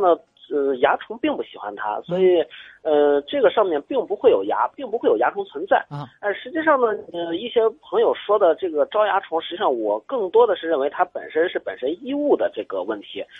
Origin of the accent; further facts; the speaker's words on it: Shaanxi, China; 我家那边，我家陕西的